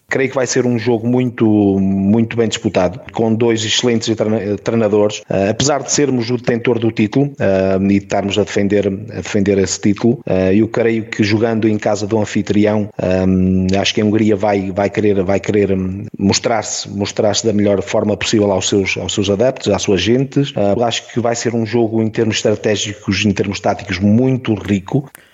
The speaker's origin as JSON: {"language": "Portuguese", "region": "Viseu", "country": "Portugal", "said": "é da minha terra, é de Viseu"}